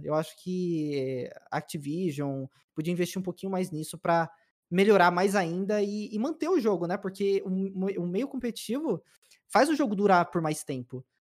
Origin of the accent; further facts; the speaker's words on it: São Paulo, Brazil; also born or lived in Peruíbe; eu nasci em São Paulo mesmo. Sou da ZL.